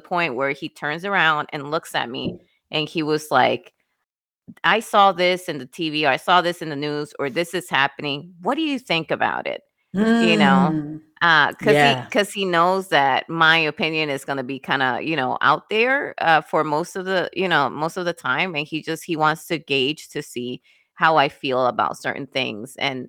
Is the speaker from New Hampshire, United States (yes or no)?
no; Wisconsin, United States; I'm coming from Wisconsin, remember? So it was some people had buggies for their vehicle.